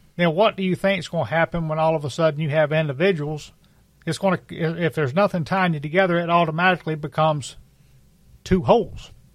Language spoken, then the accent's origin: English; United States; as American citizens